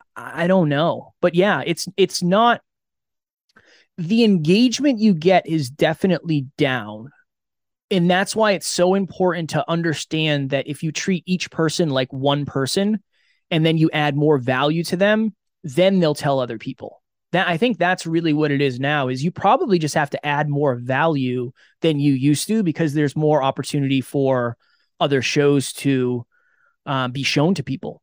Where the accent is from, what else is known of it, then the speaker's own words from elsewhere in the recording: an hour outside of Boston, Massachusetts, United States; I grew up an hour outside of Boston